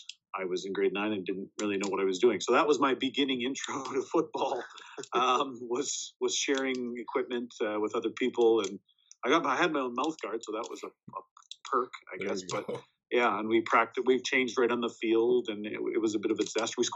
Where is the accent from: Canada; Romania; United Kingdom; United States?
Canada; Warren, Manitoba; Born and raised in Warren, Manitoba, which is just north of Winnipeg, near Stonewall